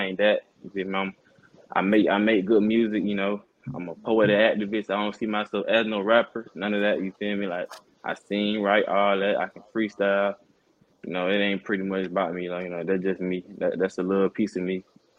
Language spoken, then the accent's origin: English; Miami, Florida, United States; Like, it ain't a lot about me for real. I just, you know, I'm from Miami. I'm from the 305.